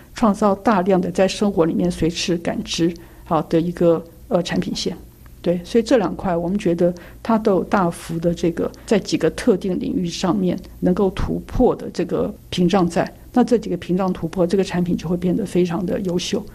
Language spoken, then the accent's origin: Chinese; Taiwan; 我们台湾人很弹性